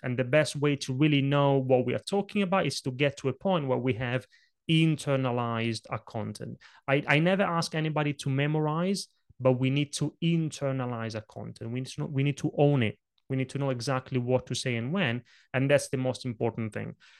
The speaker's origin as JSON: {"language": "English", "country": "Italy", "tie": "born or raised there", "second_language": "English", "moved": "yes"}